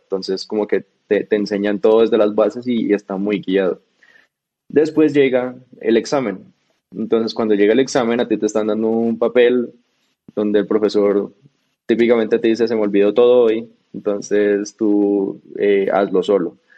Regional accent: Bogotá, Colombia; also born or lived in Cartagena / United States; Yo nací en Cartagena, pero yo me crié en Bogotá.

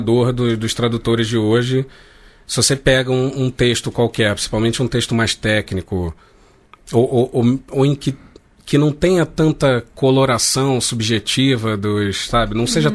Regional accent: Rio de Janeiro, Brazil; eu nasci de classe média, nasci no Rio de Janeiro, é, o português que eu falo uhum. é esse

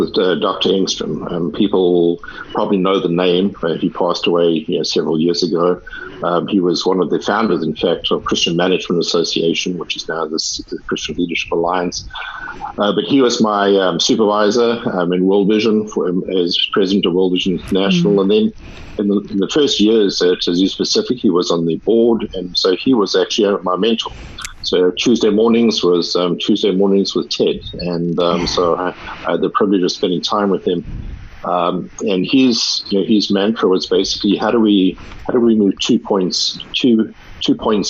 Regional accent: South Africa; accent: South African; moved away as an adult; also born or lived in California; I'm South African, as you probably will have heard from the accent, and so I was raised in South Africa.

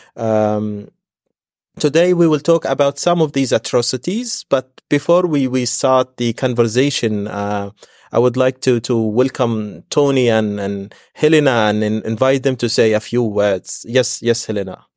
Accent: Gaza Strip, Palestine; now in Istanbul, Turkey; Gaza and my hometown

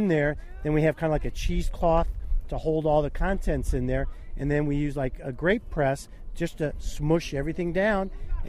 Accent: Skokie, Illinois, United States; Skokie, Illinois.

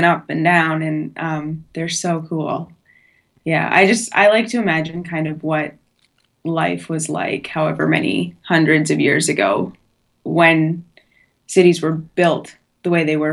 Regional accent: Edmonton, Alberta, Canada; moved away as an adult; now in Edinburgh, United Kingdom; we're both from Edmonton

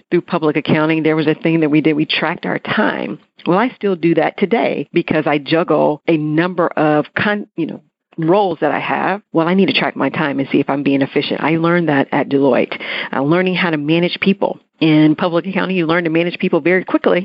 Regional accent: North Carolina, United States; moved away as an adult; also born or lived in Atlanta, Georgia; I left my home state of North Carolina

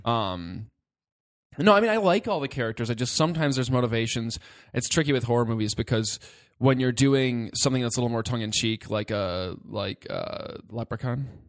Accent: Detroit, Michigan, United States; growing up in the Metro Detroit area

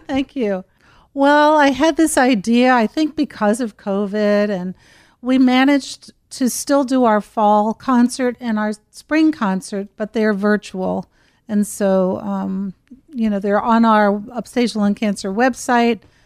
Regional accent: Cincinnati, Ohio, United States; I grew up in Cincinnati, Ohio, and my parents were wonderful

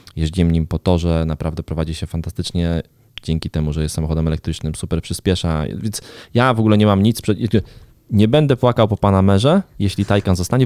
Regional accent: Garwolin, Masovian Voivodeship, Poland; do mojego rodzinnego miasta, do Garwolina

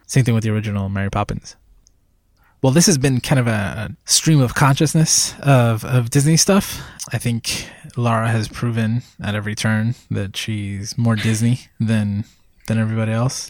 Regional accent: Puerto Rico; moved away; I was born in Puerto Rico, and that was basically my childhood.

